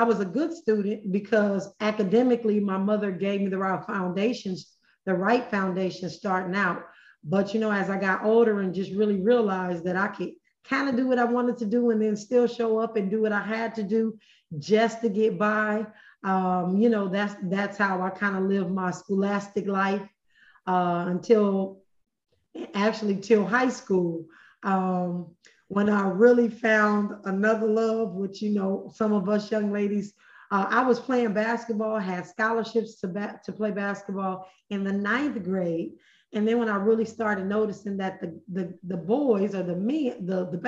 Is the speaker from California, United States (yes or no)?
yes; Los Angeles, California, United States; I was born right here in Southern California in Los Angeles. I grew up in the hood right here in L.A.